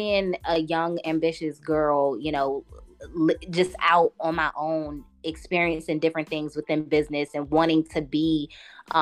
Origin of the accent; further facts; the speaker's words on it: Washington, District of Columbia, United States; now in Atlanta, United States; I'm from DC originally